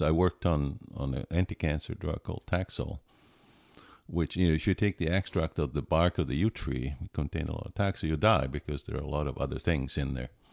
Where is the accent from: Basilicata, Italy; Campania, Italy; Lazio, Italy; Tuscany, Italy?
Tuscany, Italy; Pisa; English is a second language; moved away as an adult; also born or lived in Alberta, Canada / Connecticut, United States; I grew up in Pisa, Italy